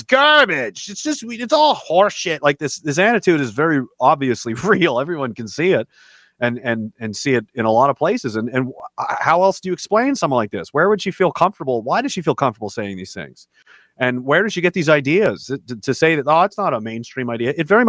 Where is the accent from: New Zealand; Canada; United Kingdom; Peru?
Canada; since I'm Canadian, they say someone has a great hockey IQ